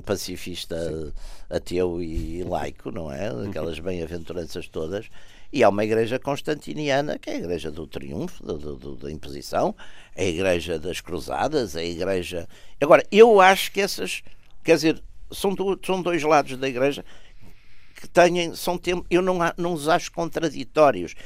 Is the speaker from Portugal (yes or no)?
yes; Porto, Norte, Portugal; sou de Porto e toda a minha vida foi feita cidade